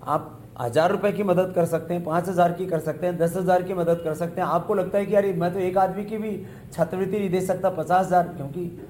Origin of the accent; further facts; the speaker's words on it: India; मैं भारत से हूँ